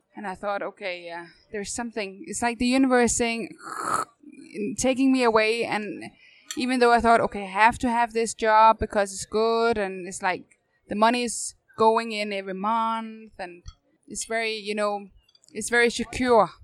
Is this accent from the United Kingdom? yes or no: no; North Zealand, Capital Region of Denmark, Denmark; moved away as an adult; now in Copenhagen, Denmark; So I'm um, 20 minutes north from Copenhagen originally